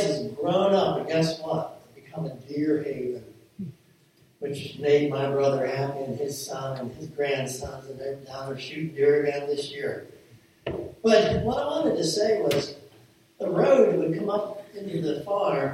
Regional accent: Millersburg, United States; the farm that I grew up on there in Millersburg.

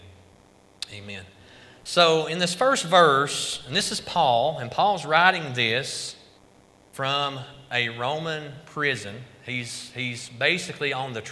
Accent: Carter County, East Tennessee, United States; moved away as an adult; also born or lived in Idaho; Me and my wife both, we grew up here in Carter County.

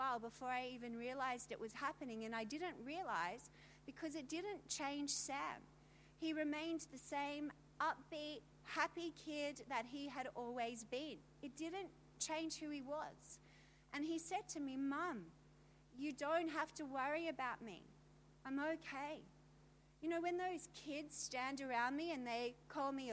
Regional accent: Australia; I'm from Australia

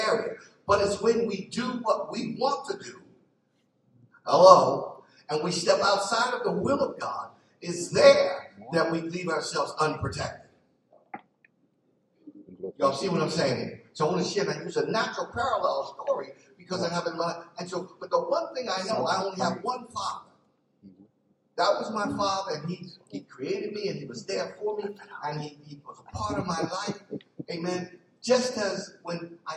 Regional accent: Philadelphia, Pennsylvania, United States; I grew up in North Philly

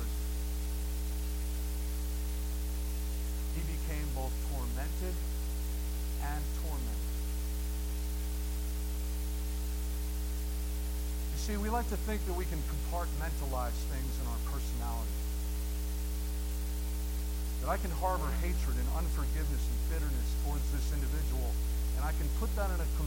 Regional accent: New Jersey, United States; moved away; also born or lived in Massachusetts; I grew up in New Jersey and graduated to Massachusetts.

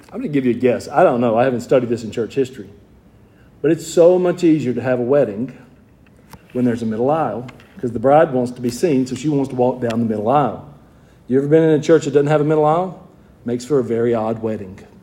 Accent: Georgia, United States; I'm from Georgia

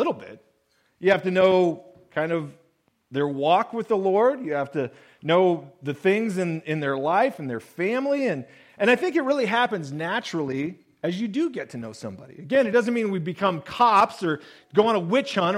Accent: Willamette Valley, Oregon, United States; Growing up in the Willamette Valley, and then later on when we were in the Rogue Valley

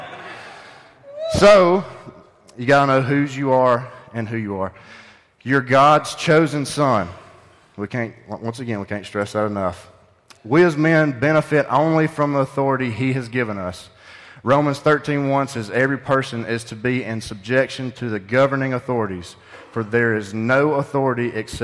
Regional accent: Pumpkin Center, Alabama, United States; I'm from Pumpkin Center

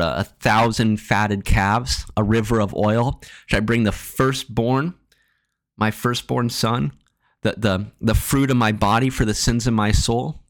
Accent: Marshalltown, Iowa, United States; As a kid growing up in Marshalltown

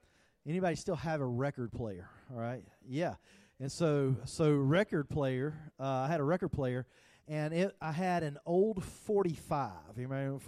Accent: the South, United States; I'm from the South

